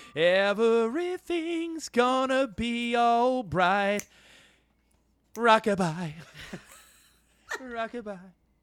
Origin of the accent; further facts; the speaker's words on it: New York, United States; I grew up in New York